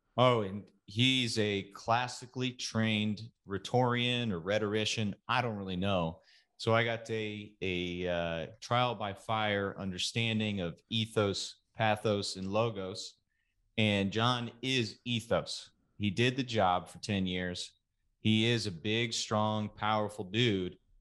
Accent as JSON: {"language": "English", "town": "Katy", "region": "Texas", "country": "United States", "moved": "yes", "said": "west of Houston called Katy. And that's, that's where I'm from"}